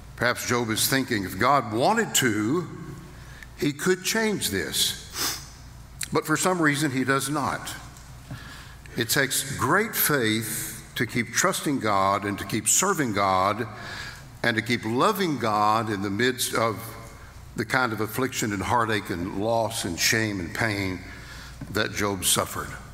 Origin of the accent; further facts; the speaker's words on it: Fort Worth, Texas, United States; I was born in Fort Worth, Texas